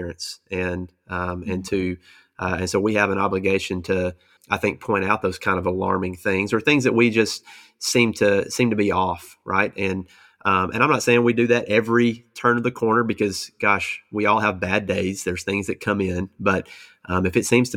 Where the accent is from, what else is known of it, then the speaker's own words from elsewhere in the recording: United States; we as American Christians